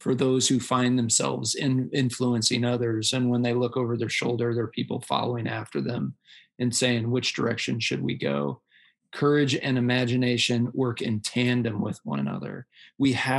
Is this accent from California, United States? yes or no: no; Iowa, United States; moved away as an adult; a little town in Iowa where he ran a big factory, and we moved there. I graduated from high school in 1995